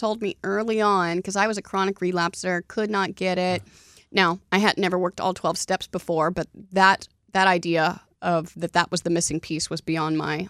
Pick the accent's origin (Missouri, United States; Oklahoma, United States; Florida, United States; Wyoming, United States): Oklahoma, United States; No. See, I'm from Oklahoma, so Donnie's making fun of me.